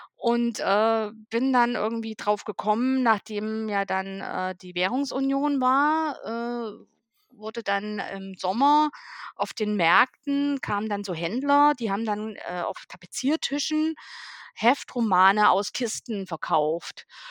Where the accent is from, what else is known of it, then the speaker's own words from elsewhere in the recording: East Germany, Germany; ich komme ja aus dem Osten von Deutschland